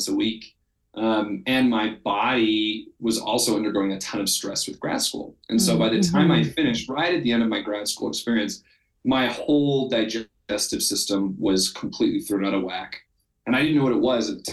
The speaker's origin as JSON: {"language": "English", "town": "Salt Lake City", "region": "Utah", "country": "United States", "tie": "born or raised there", "said": "I grew up in Salt Lake City, Utah, and I grew up very LDS"}